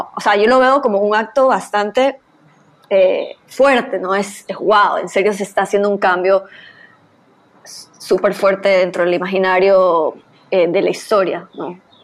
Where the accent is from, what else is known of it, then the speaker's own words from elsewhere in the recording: Guayaquil, Guayas, Ecuador; como guayaquileña